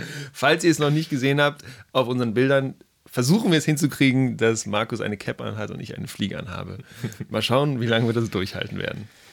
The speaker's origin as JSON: {"language": "German", "region": "Hamburg", "country": "Germany", "tie": "born or raised there", "moved": "as an adult", "lives_now": "Karlsruhe, Germany", "said": "ich bin in Hamburg aufgewachsen"}